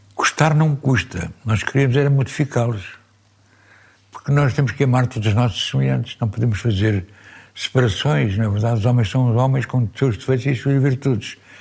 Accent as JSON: {"language": "Portuguese", "region": "Lisbon", "country": "Portugal", "tie": "born or raised there", "also_born_or_lived": "Porto", "said": "Eu nasci em Lisboa, na Costa do Castelo. Por baixo do Castelo de São Jorge. Sou Moro"}